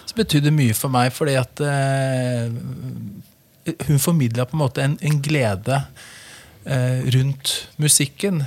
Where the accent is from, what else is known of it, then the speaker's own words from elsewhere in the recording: Brumunddal, Innlandet, Norway; also born or lived in Hamar; Så jeg vokste opp i Brumunddal. Hadde hele oppveksten min